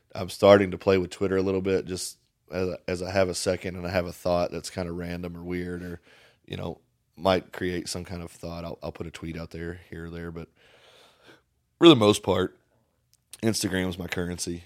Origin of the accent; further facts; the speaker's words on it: Paint Lick, Kentucky, United States; moved away; I'm from Paint Lick, Kentucky. Paint fucking Lick, Kentucky